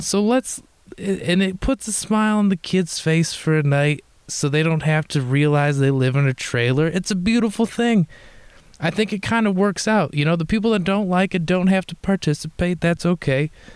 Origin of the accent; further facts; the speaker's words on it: Detroit, Michigan, United States; moved away; I'm from Detroit that's what I tell people